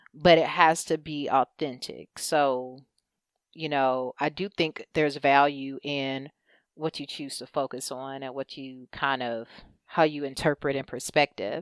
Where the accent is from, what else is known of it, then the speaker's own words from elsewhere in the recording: United States; we, as a culture, as an American culture